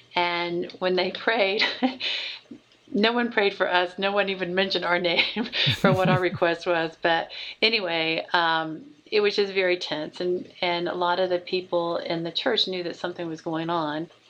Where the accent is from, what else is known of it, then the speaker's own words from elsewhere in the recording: Oklahoma, United States; moved away; also born or lived in Dayton, Ohio; Oklahoma was my home state